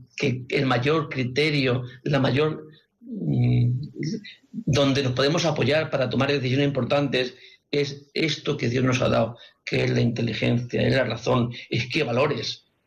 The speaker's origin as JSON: {"language": "Spanish", "town": "Madrid", "region": "Community of Madrid", "country": "Spain", "said": "son de Madrid y parece que me, tengo cierta eh, simpatía porque son del mismo lugar donde, de donde yo soy"}